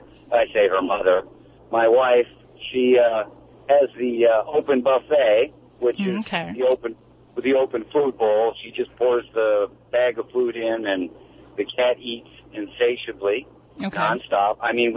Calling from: Brooksville, Florida, United States; Right now I'm in Brooksville, Florida.

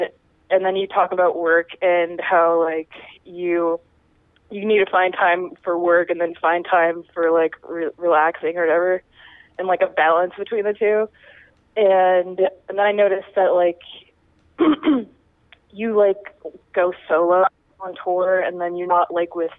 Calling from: Mesa, Arizona, United States; I'm in Mesa. I'm not from Mesa. Yeah, I'm in Mesa, Arizona.

